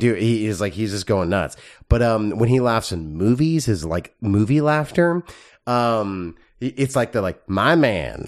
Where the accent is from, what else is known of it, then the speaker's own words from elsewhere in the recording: Texas, United States; growing up in Texas, when you learn, like, Texas history